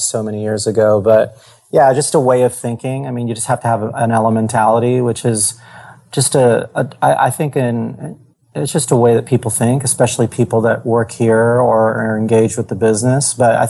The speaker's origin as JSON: {"language": "English", "region": "East Coast", "country": "United States", "tie": "born or raised there", "lives_now": "California, United States", "said": "I grew up in the East Coast most of my life. My dad was in the military, so I lived all over the world."}